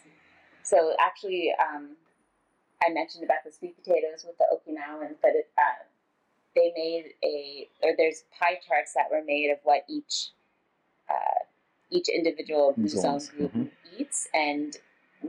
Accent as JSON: {"language": "English", "country": "United States", "tie": "born or raised there", "said": "growing up as American"}